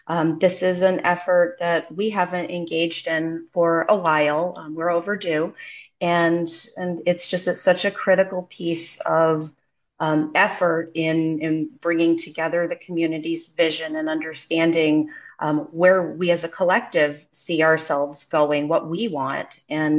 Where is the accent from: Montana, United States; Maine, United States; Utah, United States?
Maine, United States; Blue Hill; I grew up in Blue Hill. My family is in Blue Hill. I went through high school in Blue Hill, left for a while, came back, left again, came back. Blue Hill is home.